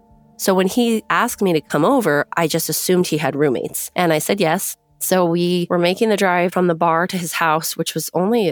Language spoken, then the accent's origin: English; California, United States; I grew up in Orange County, California. Orange County is kind of its own weird little world, and money is a big deal there.